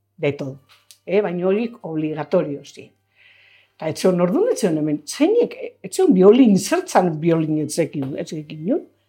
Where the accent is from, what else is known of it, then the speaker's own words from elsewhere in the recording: Zumarraga, Basque Country, Spain; hartu zuen bera, eskondu zan klienta batekin, eta hor jaio ginen gu